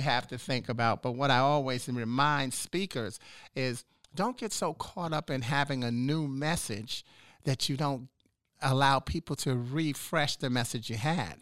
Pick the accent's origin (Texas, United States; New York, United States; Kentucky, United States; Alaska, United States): New York, United States; New York City; moved away as an adult; also born or lived in Washington, D.C. / Chicago; now in Charlotte, United States; I'm from New York City originally.